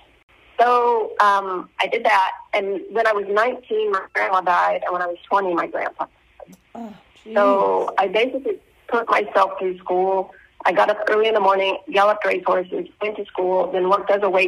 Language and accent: English; Oklahoma, United States; moved away as an adult; now in Brazil; I was born and raised in Oklahoma